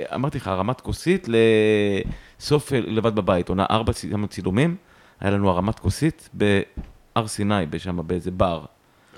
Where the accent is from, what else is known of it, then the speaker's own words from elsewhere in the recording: Yehud-Monosson, Central District, Israel; also born or lived in Haifa; now in Tel Aviv, Israel; נולדתי בחיפה, ומגיל שנתיים אני גר, גרתי במונוסון, במונוסון. אה, ביהוד. אה, ומגיל 20 אני בתל אביב